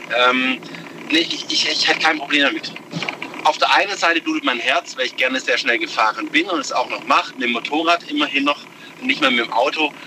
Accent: Stuttgart, Baden-Württemberg, Germany; ich komme aus der Region Stuttgart, direkt Stadt City

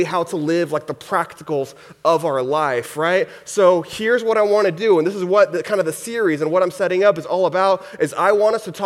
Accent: Houston, Texas, United States; I grew up in Texas, in the Houston area is where I grew up.

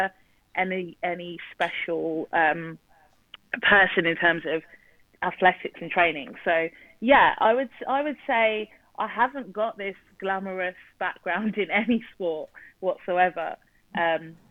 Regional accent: South East England, United Kingdom; England, born and bred from the south of England. So, yeah, just outside London. And I've lived here all my life

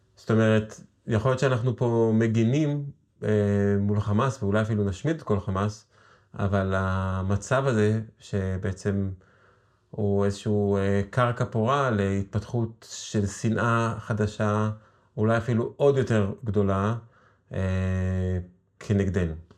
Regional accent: Israel; יש לנו כישראלים, כישראל, יהודים

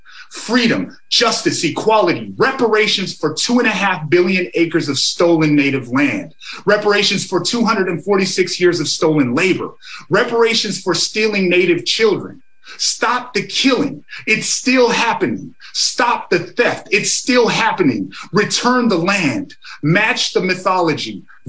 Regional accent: Montana, United States

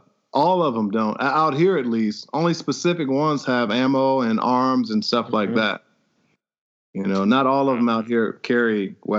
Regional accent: Midwest, United States; I'm from the Midwest, man.

